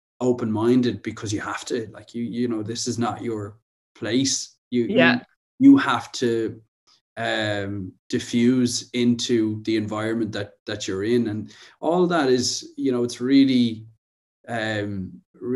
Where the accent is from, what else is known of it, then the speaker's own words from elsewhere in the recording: Wicklow, Leinster, Ireland; I'm from Wicklow, which is just below Dublin